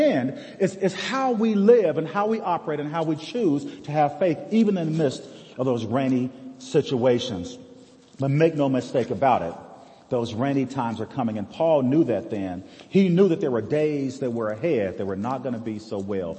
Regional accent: United States; We live in a great place here in America. I love this country. I served in the forces which guard our country

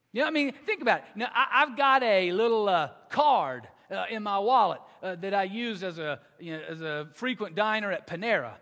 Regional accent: the South, United States; I grew up in the South

